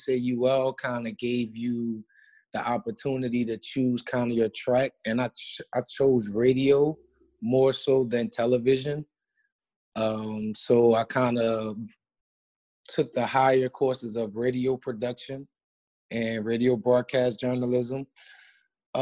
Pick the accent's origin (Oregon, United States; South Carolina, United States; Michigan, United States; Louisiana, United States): Louisiana, United States; New Orleans; moved away as an adult; also born or lived in Baton Rouge, Louisiana; now in Lafayette, United States; in New Orleans, in my hometown.